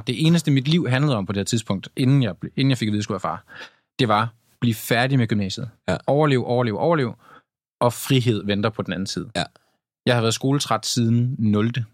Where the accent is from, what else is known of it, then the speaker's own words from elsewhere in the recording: Tylstrup, North Denmark Region, Denmark; moved away; jeg var hjemme i Tylstrup, hvor jeg kommer fra, en lille bitte øh, landsby